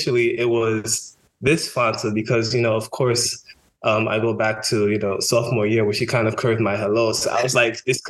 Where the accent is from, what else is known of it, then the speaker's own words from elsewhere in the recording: New York City, New York, United States; I'm Haitian American, born to two Haitian immigrants, born and raised in Brooklyn, New York